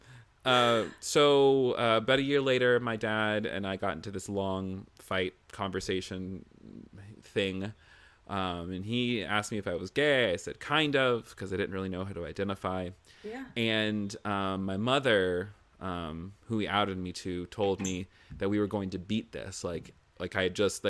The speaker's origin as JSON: {"language": "English", "region": "the South", "country": "United States", "said": "I'm from the South"}